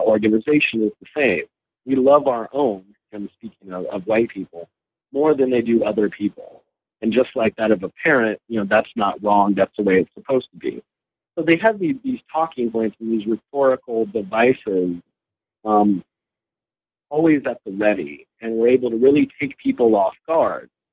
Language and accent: English; North Carolina, United States; moved away as an adult; also born or lived in Los Angeles, California / Ohio / Virginia; now in Connecticut, United States; migrated to North Carolina with my family in uh, the late 70s. Grew up there in the uh, kind of mid South in in North Carolina